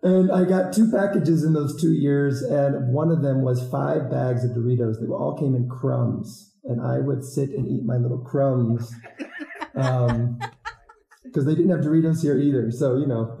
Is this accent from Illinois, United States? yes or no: yes; a smaller town in Illinois, United States; also born or lived in Iowa / Madagascar; I'm from the Midwest, a smaller town in Illinois.